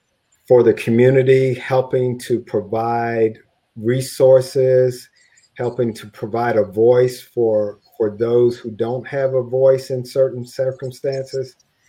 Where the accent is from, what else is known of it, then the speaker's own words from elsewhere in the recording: Texas, United States; As I look back as a shy kid growing up in East Texas, I never imagined I would have the opportunity to do all of the neat things that I've done thus far